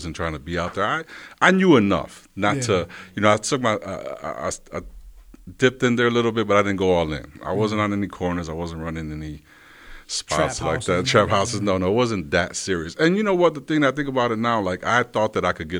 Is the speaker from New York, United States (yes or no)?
yes; Rochester, New York, United States; I'm born and raised in Rochester, New York. Grew up on the east side